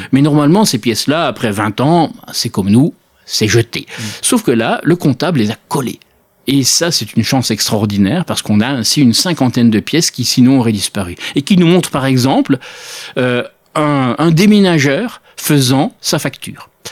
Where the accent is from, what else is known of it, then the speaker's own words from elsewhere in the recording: Belgium; je suis belge.